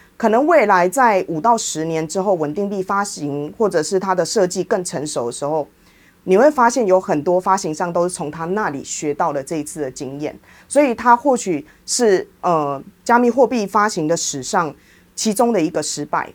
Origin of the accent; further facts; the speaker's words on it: Taiwan; 我也是台湾人，我在印度也是遇到一样的问题